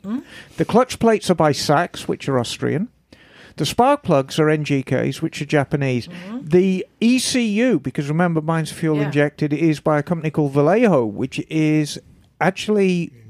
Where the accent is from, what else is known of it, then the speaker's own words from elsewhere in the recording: England, United Kingdom; As British as I am, darling.